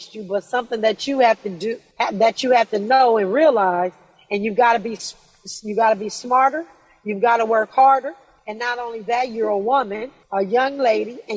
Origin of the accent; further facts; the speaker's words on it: Los Angeles, California, United States; also born or lived in Inglewood, California; I was born in Inglewood. I was raised in Watts.